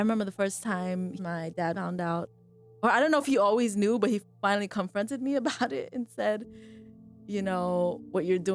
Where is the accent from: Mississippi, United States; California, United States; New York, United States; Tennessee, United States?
California, United States; Carson; also born or lived in Berkeley, California; I grew up in Carson, California, Southern California, closer to the beaches